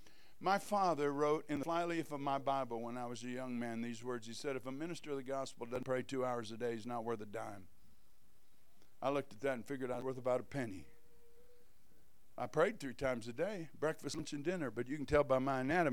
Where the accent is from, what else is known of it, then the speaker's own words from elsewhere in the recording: Kolkata, West Bengal, India; born there; I was born in Calcutta, India, where he started two churches there.